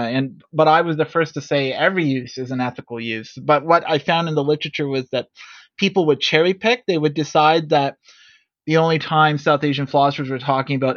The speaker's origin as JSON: {"language": "English", "town": "Toronto", "region": "Ontario", "country": "Canada", "said": "I'm from Toronto"}